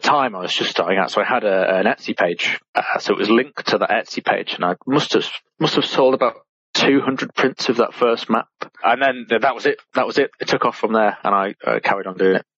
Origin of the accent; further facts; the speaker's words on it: Lake District, North West England, United Kingdom; I am from the Lake District in the northwest of England